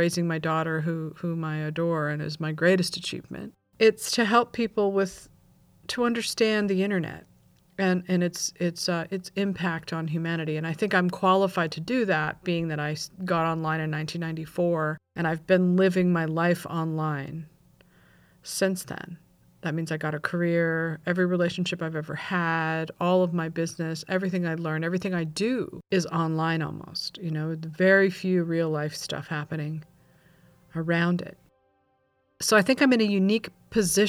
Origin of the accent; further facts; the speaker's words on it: California, United States; also born or lived in Oxnard, California / Simi Valley, California / Ojai, California / Malibu, California; I grew up in California